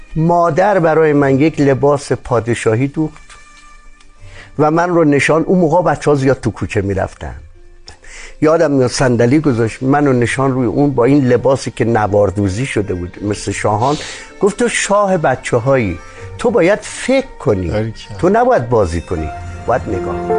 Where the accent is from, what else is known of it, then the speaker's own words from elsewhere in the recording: Qazvin Province, Iran; متولد قزوین هستم